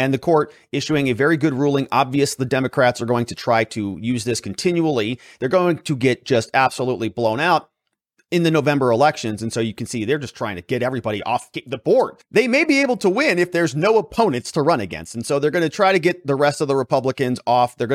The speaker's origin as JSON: {"language": "English", "region": "Arizona", "country": "United States", "tie": "born or raised there", "said": "Shout out to my hometown."}